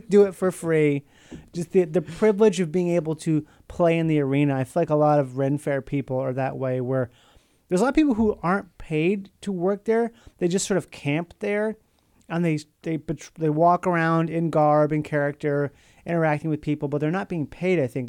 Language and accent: English; Minnesota, United States; where I grew up in Minnesota